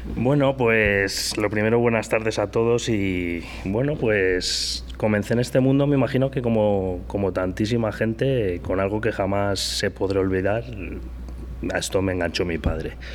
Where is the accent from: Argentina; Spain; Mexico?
Spain; Madrid, Community of Madrid; de dónde soy, de Madrid